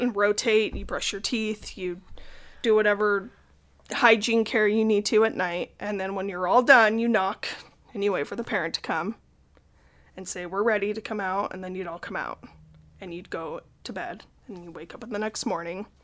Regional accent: Salt Lake City, Utah, United States; I grew up in Salt Lake and currently still live there

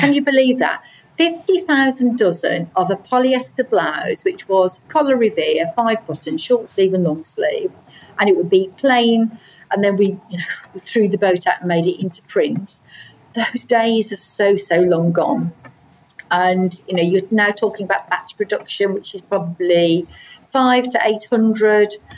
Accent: Midlands, United Kingdom; moved away; I'm from the Midlands anyway originally

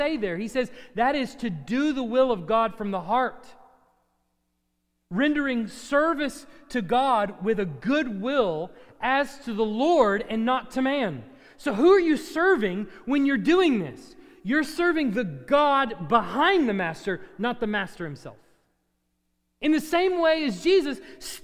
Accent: United States; also born or lived in Texas; as an American

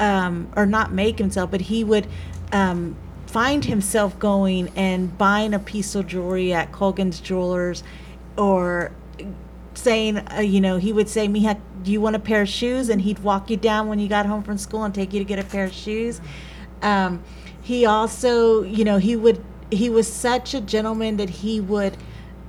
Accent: San Marcos, Texas, United States; born or raised there

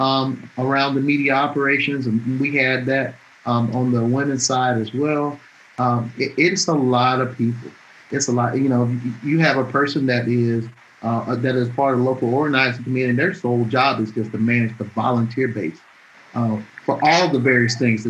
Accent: Atmore, Alabama, United States; moved away; I'm born and raised in Alabama, I grew up there.

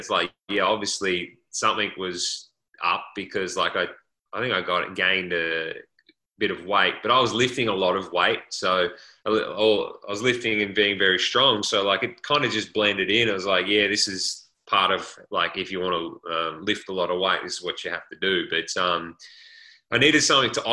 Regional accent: Australia; moved away as an adult; as Australian punters, not just punters, actually as Australian college athletes in a different country

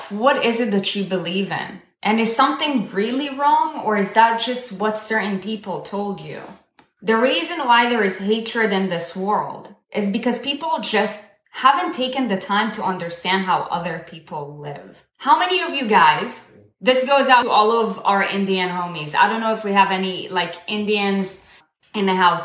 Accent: Israel; I was born and raised in Israel. I come from the Middle East

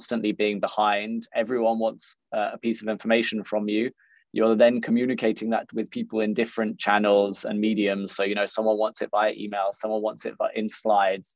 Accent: London, United Kingdom; moved away as an adult; now in Berlin, Germany; I'm originally from London. I've been living out in Berlin for about the last six and a half years

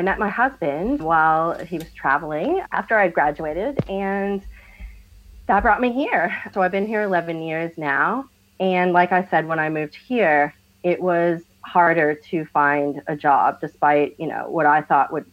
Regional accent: Boston, Massachusetts, United States; now in Australia; I'm from Boston, Massachusetts, in the US

